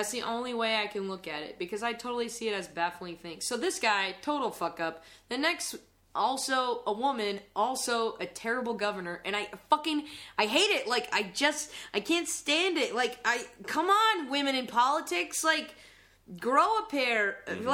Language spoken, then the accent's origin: English; Lancaster, South Carolina, United States; moved away; also born or lived in Greenville, South Carolina; a branch of the University of South Carolina in my hometown